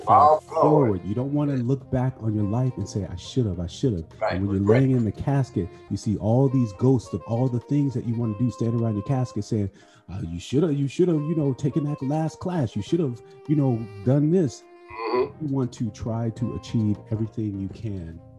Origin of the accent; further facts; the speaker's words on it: Chicago, Illinois, United States; now in New York, United States; I'm, I'm from Chicago too.